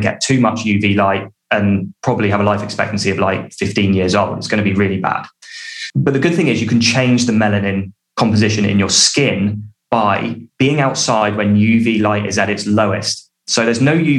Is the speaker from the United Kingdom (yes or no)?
yes; United Kingdom; I'm British and I say sunbathing